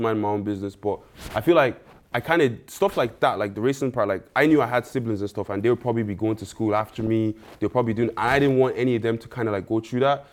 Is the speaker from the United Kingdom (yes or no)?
no; Ireland; also born or lived in Nigeria; moved to Ireland when I was, like, three, and then I just grew up in Ireland since